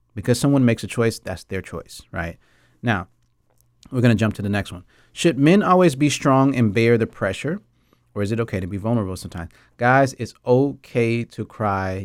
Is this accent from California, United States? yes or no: no; Atlanta, Georgia, United States; moved away as an adult; now in Taiwan; I'm from Atlanta, Georgia. I mean, I've been in Taiwan since two thousand nine